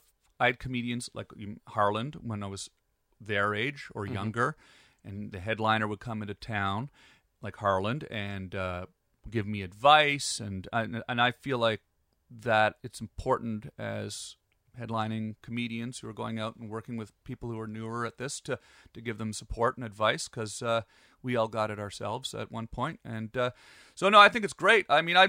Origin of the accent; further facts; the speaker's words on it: Canada; moved away as an adult; also born or lived in Pembroke, Ontario; now in Los Angeles, United States; As a Canadian